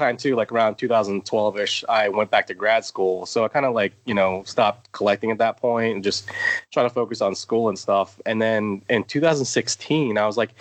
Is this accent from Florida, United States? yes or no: yes; Tampa, Florida, United States; also born or lived in Georgia / Indiana; now in Pennsylvania, United States; I'm Floridian because I spent most of my life there